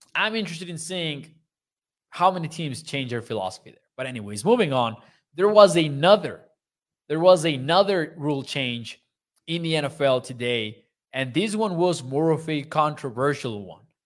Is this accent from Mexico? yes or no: yes; Mexico; born or raised there